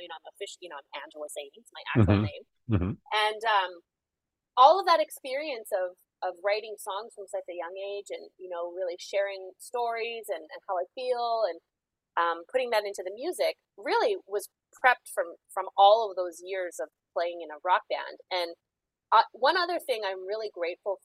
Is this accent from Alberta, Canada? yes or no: yes; Calgary, Alberta, Canada; now in Toronto, Canada; So I'm originally from the Prairies. So I'm from Calgary, Alberta.